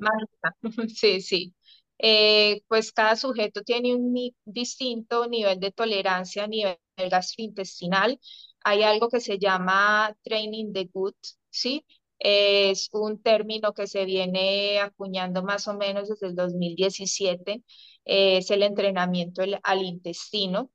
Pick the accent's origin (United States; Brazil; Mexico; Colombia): Colombia; also born or lived in Spain; soy obviamente colombiana